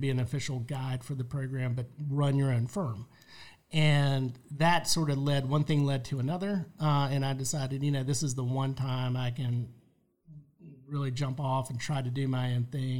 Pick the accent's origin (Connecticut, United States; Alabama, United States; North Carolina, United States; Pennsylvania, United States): North Carolina, United States; Charlotte; moved away as an adult; also born or lived in Raleigh, North Carolina / Cary, North Carolina / Gwinnett County, Georgia; now in Georgia, United States; I'm a North Carolina guy, born yeah. and raised in Charlotte